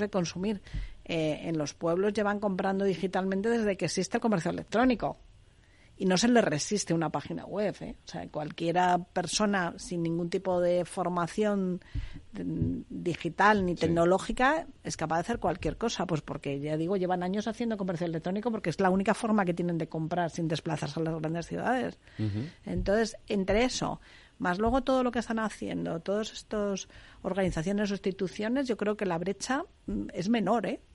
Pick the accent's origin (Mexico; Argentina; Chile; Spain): Spain; Segovia, Castile and León; soy de Segovia, de mi tierra